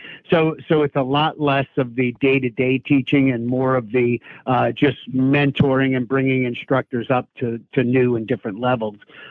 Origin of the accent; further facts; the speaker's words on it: Long Island, New York, United States; growing up on Long Island, New York